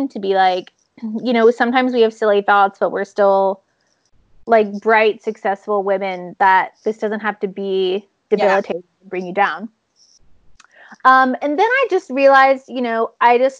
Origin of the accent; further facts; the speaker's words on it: United States; now in Sweden; I'm an American citizen